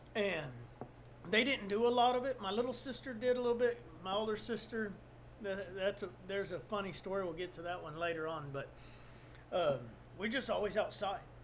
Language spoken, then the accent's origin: English; South Texas, United States; I'm from South Texas